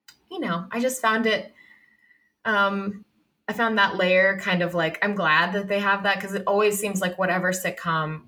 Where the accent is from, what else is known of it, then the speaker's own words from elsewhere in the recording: Massachusetts, United States; moved away; I'm from Massachusetts originally.